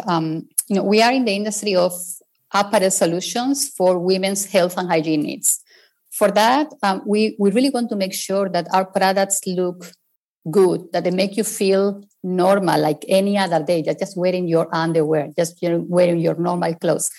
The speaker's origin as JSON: {"language": "English", "country": "Spain", "second_language": "English", "said": "I'm originally from Spain, as you can possibly tell from my accent"}